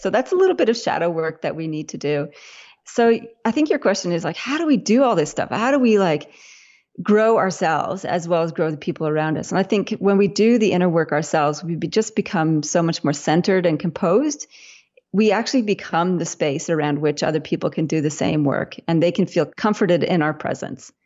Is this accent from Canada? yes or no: yes; Winnipeg, Manitoba, Canada; now in Australia; I'm Canadian originally, even though I live in Australia now. So I was in grade school in Winnipeg in Canada